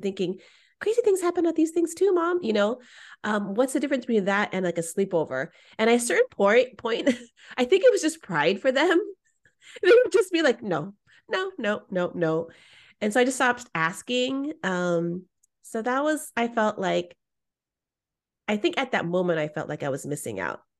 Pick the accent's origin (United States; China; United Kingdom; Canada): United States; Bay Area, California; what it was like in the Bay Area